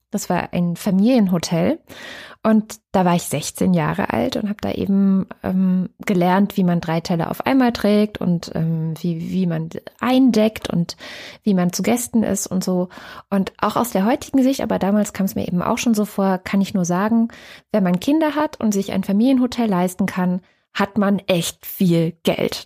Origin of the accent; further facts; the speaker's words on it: East Germany, Germany; bei uns in Ostdeutschland